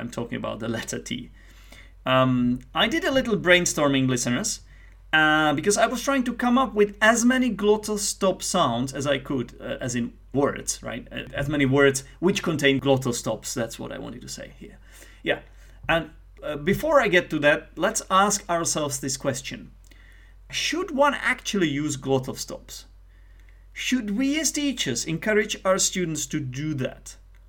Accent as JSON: {"language": "English", "region": "Scotland", "country": "United Kingdom", "said": "People who are from Scotland, right? I'm from Scotland."}